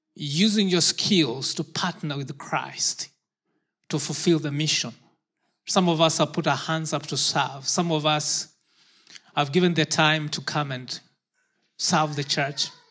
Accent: Kenya; moved away; I was born in Kenya

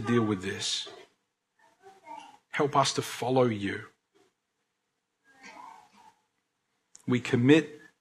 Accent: Australia; as Aussie Christians

